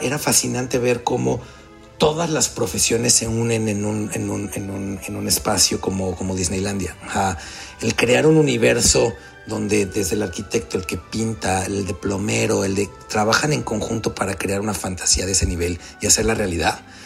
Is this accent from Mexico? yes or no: yes; Mexico; moved away as an adult; also born or lived in Miami; yo estoy out of my comfort zone desde que me salí de México